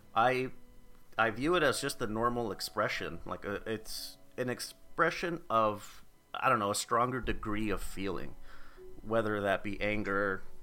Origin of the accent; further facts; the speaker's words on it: United States; accent: American; my American accent